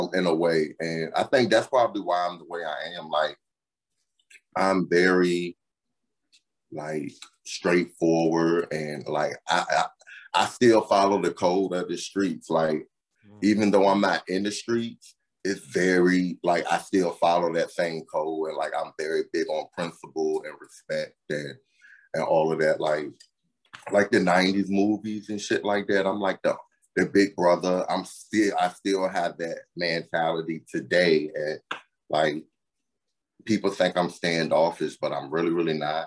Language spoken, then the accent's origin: English; Newport News, Virginia, United States; now in New York, United States; I'm from Newport News, Virginia, originally